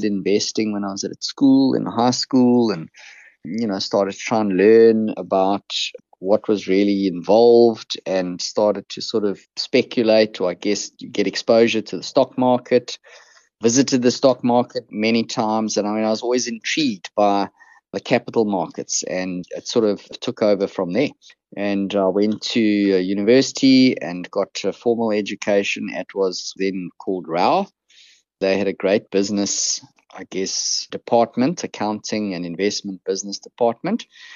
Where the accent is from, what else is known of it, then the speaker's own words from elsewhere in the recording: Krugersdorp, Gauteng, South Africa; I sort of grew up on the West Rand. Probably many of your listeners have never heard of the place, Krugersdorp